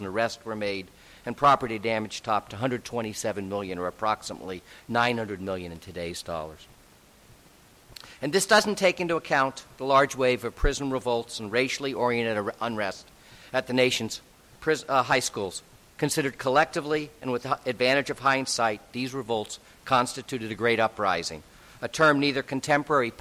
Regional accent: California, United States; moved away; I was born and raised in California

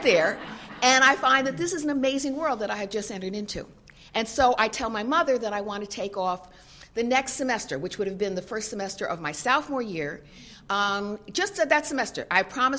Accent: Tarrytown, New York, United States; I was a young person growing up in Tarrytown, New York.

